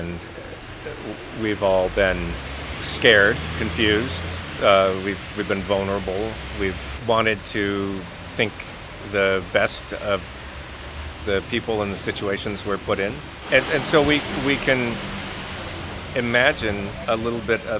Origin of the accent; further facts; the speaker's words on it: United States; I'm Japanese American